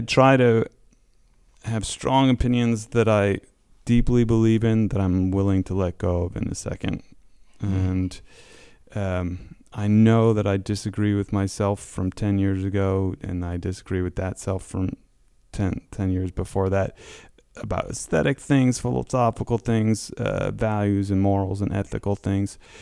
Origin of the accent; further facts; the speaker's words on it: Connecticut, United States; moved away as an adult; I grew up in Connecticut